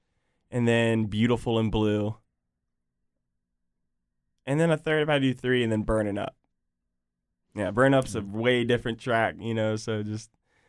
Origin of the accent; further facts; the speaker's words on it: Virginia Beach, Virginia, United States; I was born in Virginia Beach. I've got family at the beach, grew up there, you know, love it.